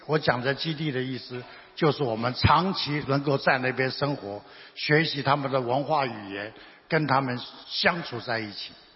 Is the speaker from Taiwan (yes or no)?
yes; Taiwan; 我们台湾人